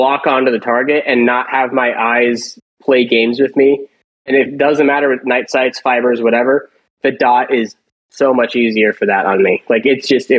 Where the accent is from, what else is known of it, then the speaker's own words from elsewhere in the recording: Denver, Colorado, United States; moved away; I was from Denver